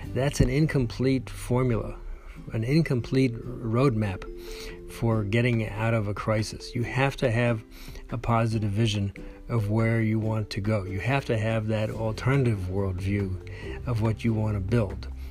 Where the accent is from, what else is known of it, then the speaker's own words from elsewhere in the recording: New York City, New York, United States; I grew up in New York City